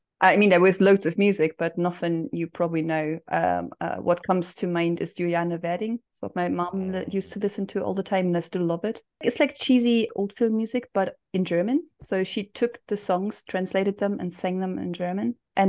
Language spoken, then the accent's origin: English; Scotland, United Kingdom; Well, no, I'm properly Scottish.